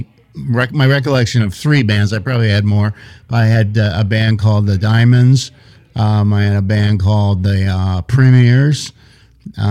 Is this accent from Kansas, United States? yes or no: no; Philadelphia, Pennsylvania, United States; moved away; I grew up in Overbrook Park in West Philadelphia